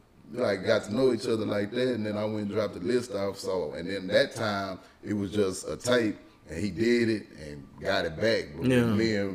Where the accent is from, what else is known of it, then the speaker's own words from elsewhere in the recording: Houston, Texas, United States; I grew up in Southeast Houston, man, in Scarsdale area, you know what I'm saying, 45 South.